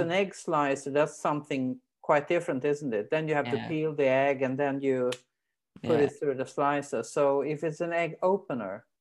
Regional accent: Sweden; English is a second language; also born or lived in Britain; in Sweden we have this cheese sleezer

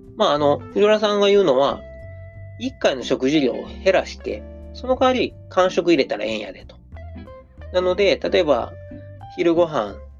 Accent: Osaka, Japan; accent: Osaka dialect; 僕が大阪弁で読んでも

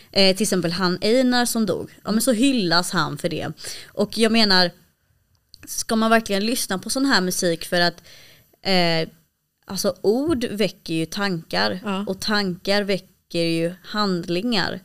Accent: Malmö, Skåne, Sweden; jag är uppvuxen i Malmö

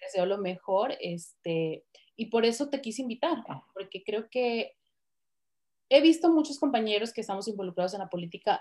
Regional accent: Mexico; moved away; yo ahorita no estoy viviendo en México, pero soy mexicana y me interesa lo que sucede con mi país

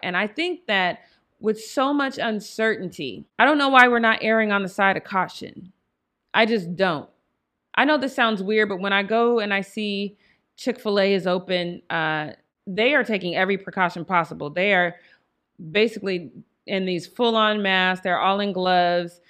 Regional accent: Denver, Colorado, United States; moved away; I am from Denver, Colorado

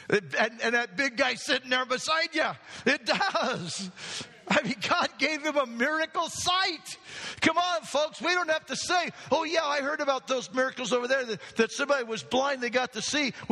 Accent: Hermiston, Oregon, United States; I, I, I grew up in Hermiston and me.

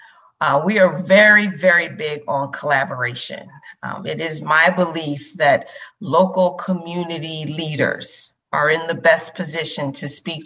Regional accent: Philadelphia, Pennsylvania, United States; I was born in Philadelphia.

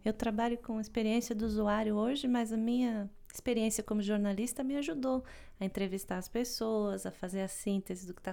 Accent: Brazil; moved away; a gente vem do Brasil

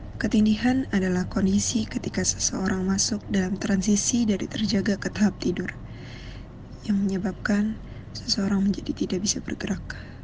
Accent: Bandar Lampung, Lampung, Indonesia; moved away as an adult; now in Jakarta, Indonesia; gue asal Bandar Lampung, tapi sekarang udah di Jakarta

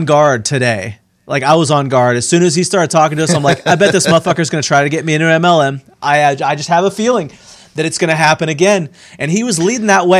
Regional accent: Pittsburgh, Pennsylvania, United States; moved away; I'm from Pittsburgh

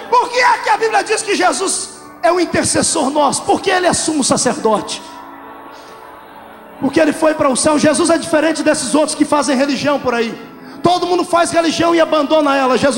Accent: Brazil; eu sou brasileiro.

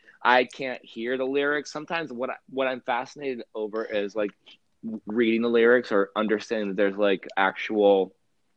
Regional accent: Western Pennsylvania, United States; I grew up in Western Pennsylvania

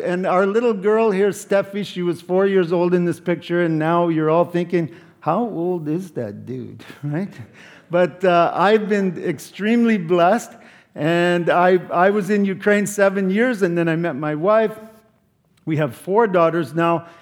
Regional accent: Canada; I'm from Canada

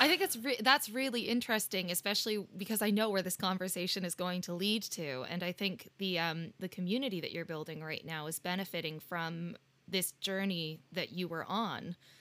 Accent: Canada; now in United Kingdom; we're both Canadian and we live in the U K

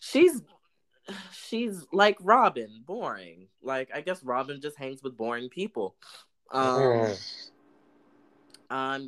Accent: DMV, United States; we're like from the DMV

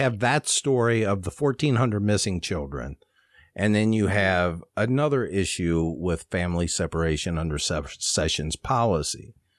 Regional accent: Ohio, United States; I'm from Ohio and Kentucky's just south of us

